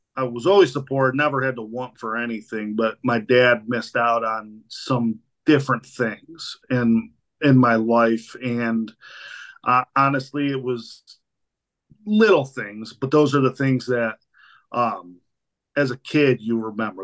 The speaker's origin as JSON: {"language": "English", "town": "Spencer", "region": "Ohio", "country": "United States", "said": "I am from Spencer, Ohio, here uh, uh in southern Medina County"}